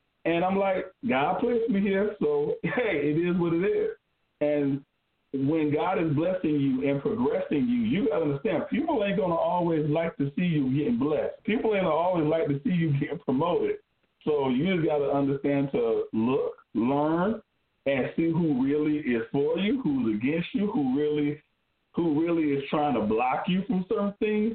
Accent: Spartanburg, South Carolina, United States; I'm from Spartanburg, South Carolina

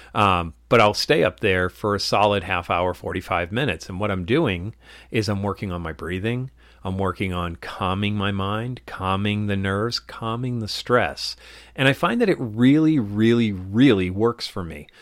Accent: Dracut, Massachusetts, United States; what I call my hometown, which is in Drake at Massachusetts

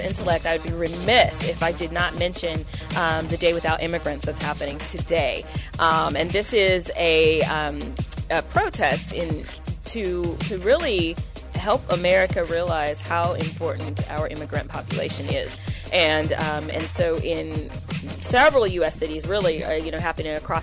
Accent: California, United States; moved away as an adult; also born or lived in Wisconsin; I was born and raised in California

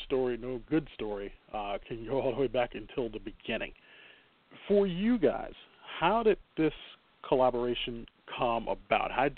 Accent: Chicago, Illinois, United States; as a Chicagoan

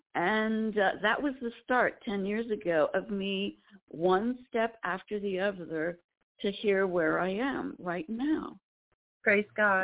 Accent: Lancaster County, Pennsylvania, United States; I'm from Lancaster County, Pennsylvania. I'm a Pennsylvania Dutch girl

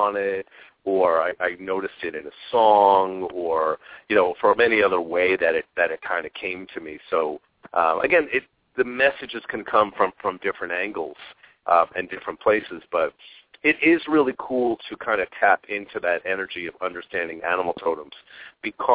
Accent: Long Island, New York, United States; now in Phoenix, United States; I grew up in Long Island and New York

